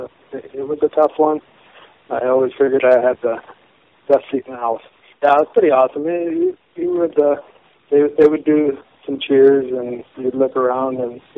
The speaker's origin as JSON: {"language": "English", "town": "Stanley", "region": "North Dakota", "country": "United States", "tie": "born or raised there", "also_born_or_lived": "Epping, North Dakota", "said": "I was born in 1959 in Stanley, North Dakota."}